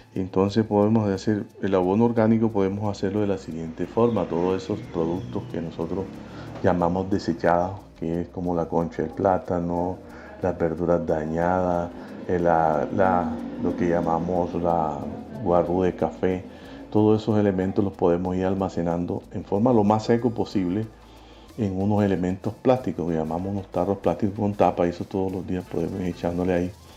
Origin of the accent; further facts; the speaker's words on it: San Juan Nepomuceno, Bolívar, Colombia; nacido y criado en los Montes de María, más exclusivamente en el municipio de San Juan Nepomuceno